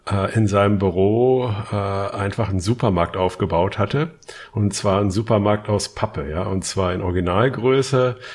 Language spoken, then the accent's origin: German; Hamburg, Germany; Und so ein paar Sachen äh, kennen wir natürlich als Hamburger äh, von Arne.